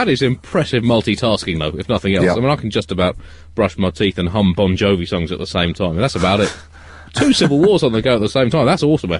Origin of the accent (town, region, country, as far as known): United Kingdom